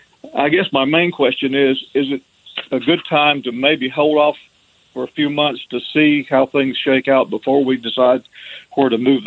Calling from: Alabama, United States; from Alabama, one of your deep south listeners.

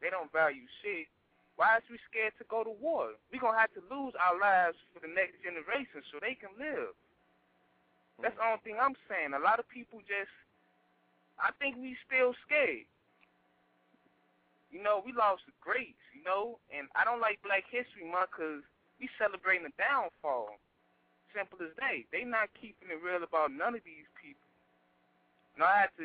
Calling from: Chicago, Illinois, United States; I'm calling from Chicago

